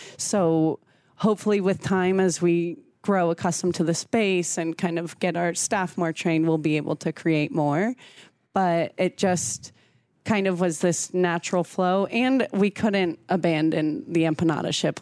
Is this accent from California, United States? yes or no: yes; San Diego, California, United States; also born or lived in Washington State / Brazil; now in Omaha, United States; growing up in San Diego